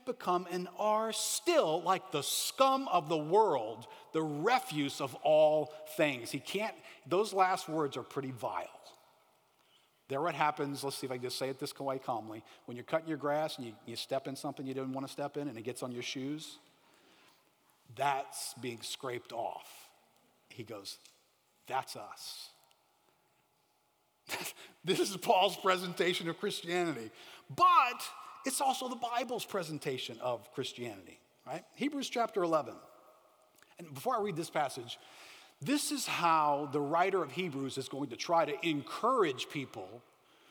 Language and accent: English; United States